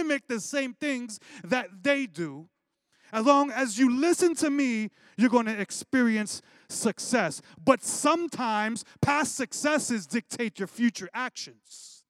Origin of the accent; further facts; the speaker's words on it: Brooklyn, New York, United States; growing up in Brooklyn